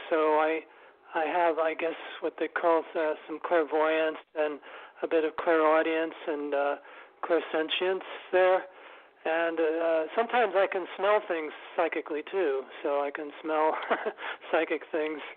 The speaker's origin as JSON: {"language": "English", "town": "New York City", "region": "New York", "country": "United States", "tie": "born or raised there", "said": "I live and I was brought up in New York City, Manhattan"}